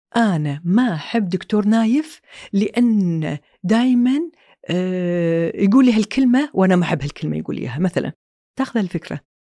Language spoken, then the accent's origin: Arabic; Kuwait; also born or lived in Saudi Arabia / London; طلعنا من الكويت